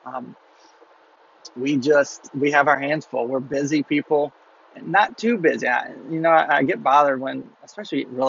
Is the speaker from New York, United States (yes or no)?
no; Mobile, Alabama, United States; I'm from Mobile, Alabama.